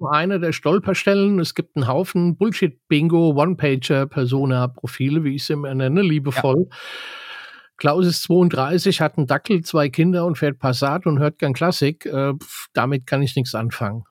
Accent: Bavaria, Germany; bei uns in Bayern

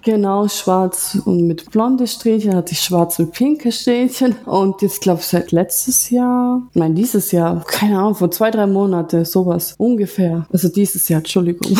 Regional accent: Ulm, Baden-Württemberg, Germany; Ich bin aus Deutschland, aus Ulm

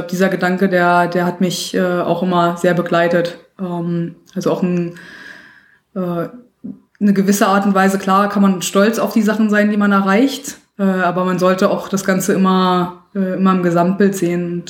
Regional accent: Berlin, Germany; Ja, also ich bin in Berlin aufgewachsen, ähm, war noch äh, eins der Kinder, was noch viel draußen gespielt hat, äh, viel draußen unterwegs war.

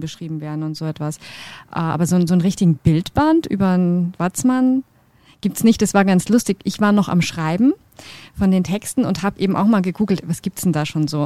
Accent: Kiel, Schleswig-Holstein, Germany; moved away; also born or lived in Bad Reichenhall; ich bin ja auch nicht von hier, wie man hört. Ich komme ähm, aus Kiel, also von der Ostsee

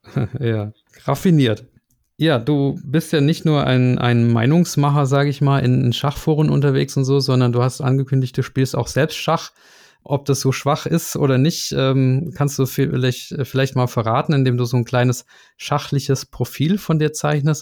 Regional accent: Germany; aber wir Piefkes, wie äh, ihr uns ja nennt, uns Deutschen

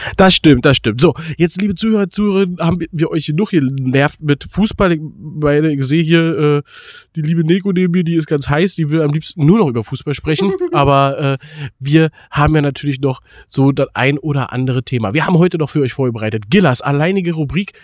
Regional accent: Berlin, Germany; für uns als Berliner

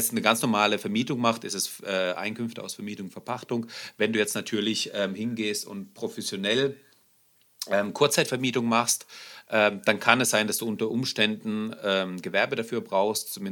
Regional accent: Germany; also born or lived in Russia; Ich bin, ich bin ähm, in Russland geboren, bin nach Deutschland gekommen. Wir sind hier, hier aufgewachsen.

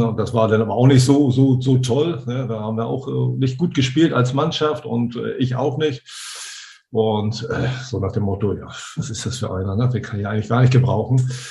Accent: Hamburg, Germany; als Hamburger

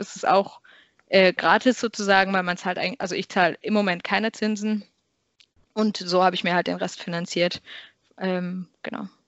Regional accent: Karlsruhe, Baden-Württemberg, Germany; moved away as an adult; also born or lived in Maastricht; ich komme ganz ursprünglich aus Karlsruhe

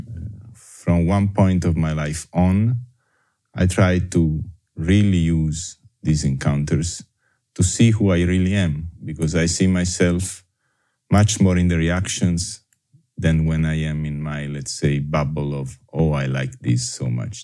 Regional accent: Naples, Campania, Italy; English is a second language; moved away as an adult; also born or lived in Caribbean; I was born in Napoli in 1966 and I grow and raise in Italy, in Napoli, uh, up until my university degree, and then I left.

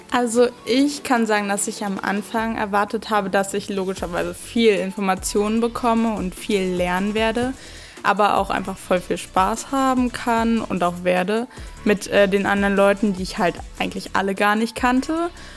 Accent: Petershagen/Eggersdorf, Brandenburg, Germany; ich komme aus Petershagen, Eggersdorf

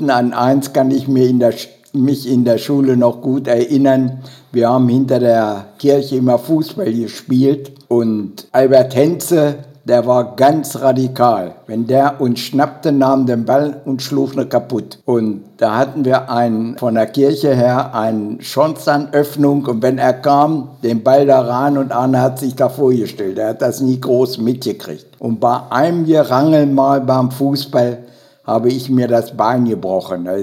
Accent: Bovenden, Lower Saxony, Germany; also born or lived in Holtensen; in Holtensen geboren, am 29.11.1939 in einer Gastwirtschaft in Holtensen, in der Gastwirtschaft Wille. Dort bin ich bis zum zweiten Lebensjahr geblieben und dann zogen meine Eltern nach Bovenen

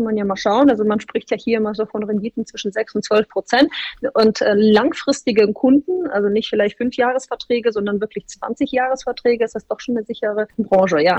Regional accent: Bremen, Germany; moved away as an adult; also born or lived in Hamburg; now in Frankfurt, Germany; ich bin aufgewachsen in Bremen

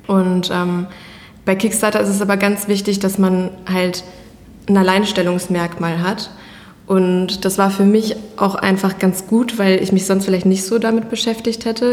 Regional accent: Iserlohn, North Rhine-Westphalia, Germany; also born or lived in Canada; bin halb Kanadierin und halb Deutsch. Mein Papa kommt hier aus Iserlohn und daher ist es natürlich für mich auch meine Heimat

